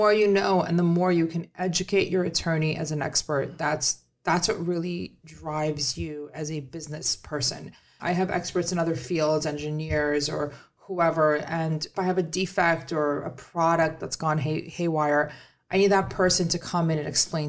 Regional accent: New York, United States; I'm a New Yorker. Okay. I don't know what else to say.

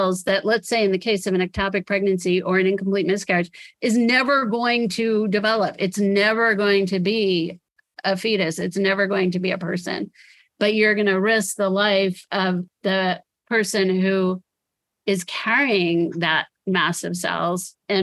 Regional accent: United States; to me as an American

